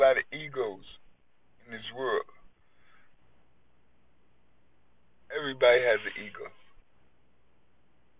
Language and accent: English; New York, United States; that's just how we was raised in New York